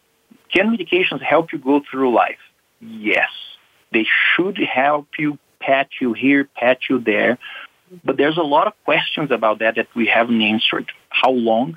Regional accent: Brazil; moved away as an adult; now in United States; I'm from Brazil

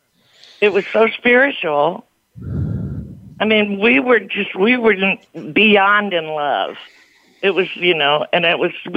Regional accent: East St. Louis, Illinois, United States; I'm from East St. Louis, where we have horns and Hammond B3 organs

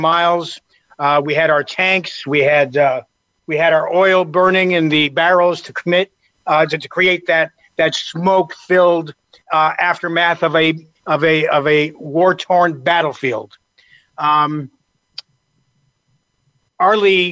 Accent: Canada; moved away as an adult; now in United States; I came from Canada originally. I've been here since I was 20 years old.

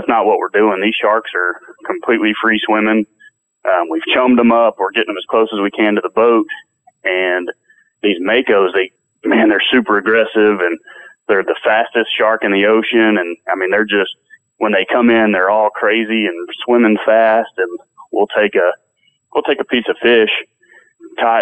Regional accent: Texas, United States; I'm from Texas

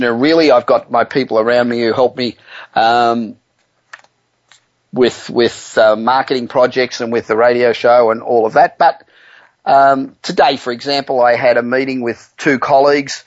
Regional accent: Los Angeles, California, United States; born or raised there

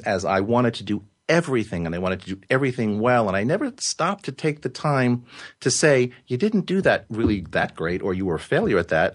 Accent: Yonkers, New York, United States; also born or lived in Carmel, New York; I was born in Yonkers, which is a large city just north of Manhattan.

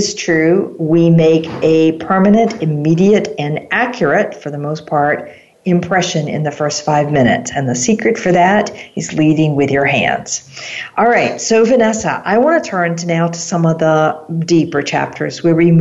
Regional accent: United States; as an American

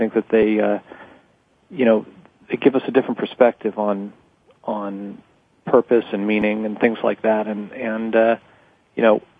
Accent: New York City, New York, United States; also born or lived in Miami; Well, I was born in 64 in New York City, and my parents were just obviously really highly achieving people

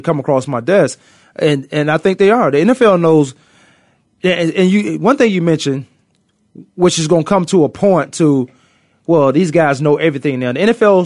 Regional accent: Virginia, United States; accent: Virginia; my Virginia accent, that would never go away

